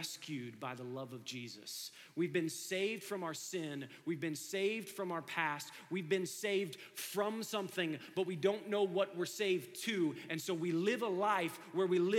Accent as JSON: {"language": "English", "town": "Dayton", "region": "Ohio", "country": "United States", "tie": "born or raised there", "said": "I grew up in Dayton, Ohio."}